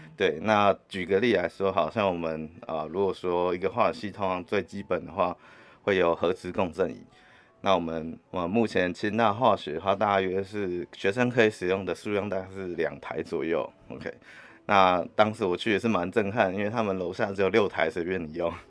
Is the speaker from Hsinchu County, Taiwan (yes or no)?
no; Hualien, Hualien County, Taiwan; moved away as an adult; 我故乡是在花莲